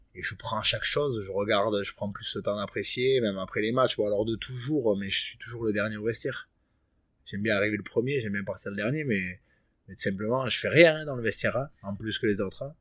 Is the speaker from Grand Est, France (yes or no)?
no; Bayonne, Nouvelle-Aquitaine, France; moved away as an adult; also born or lived in Perpignan; je suis né à Bayonne et, j'ai plutôt évolué dans le Sud-Ouest